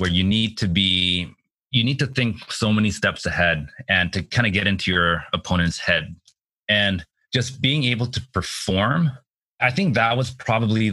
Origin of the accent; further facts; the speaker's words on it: Richmond, British Columbia, Canada; my hometown in Richmond